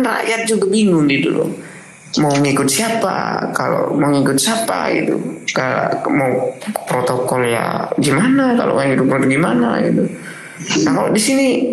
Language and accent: Indonesian; Sumenep, East Java, Indonesia; Sumenep nih, daerah tuh kan, daerah saya